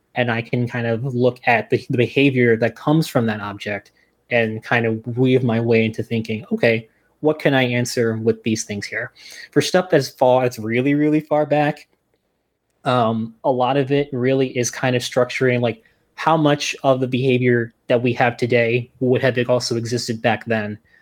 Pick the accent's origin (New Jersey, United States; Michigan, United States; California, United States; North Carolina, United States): New Jersey, United States; now in Albany, United States; I'm originally from New Jersey